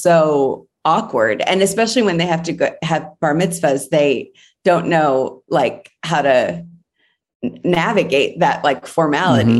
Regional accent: Cleveland, Ohio, United States; I'm from Cleveland. I'm from the Midwest.

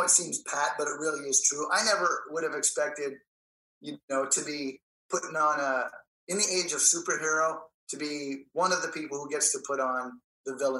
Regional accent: Canada; moved away; I'm Canadian

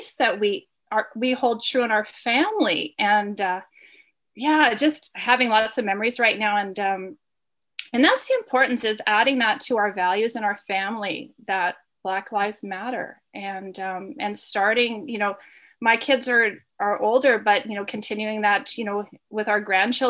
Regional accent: Memphis, Tennessee, United States; moved away; I was raised down south in the aftermath of the assassination of Martin Luther King in Memphis, Tennessee. My parents are Canadian, so we had moved down there

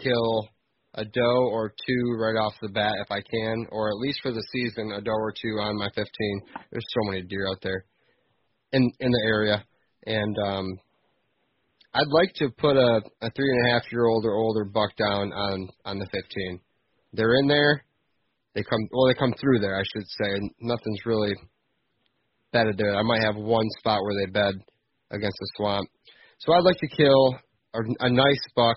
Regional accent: Michigan, United States; I'm from Michigan

